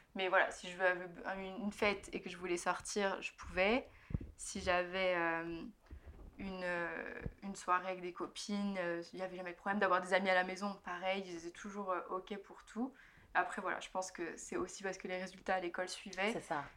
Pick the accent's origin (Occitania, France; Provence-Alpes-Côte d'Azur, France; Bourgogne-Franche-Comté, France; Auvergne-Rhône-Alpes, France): Bourgogne-Franche-Comté, France; Burgundy; moved away as an adult; now in London, United Kingdom; J'habite à Londres, mais je suis originaire de Bourgogne